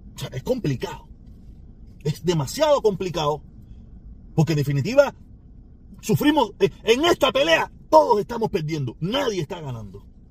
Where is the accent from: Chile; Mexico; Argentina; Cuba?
Cuba; now in United States; yo vivo en Estados Unidos. Pero a la misma vez tengo mi, mi, corazón en mi país, en mi patria, que es Cuba.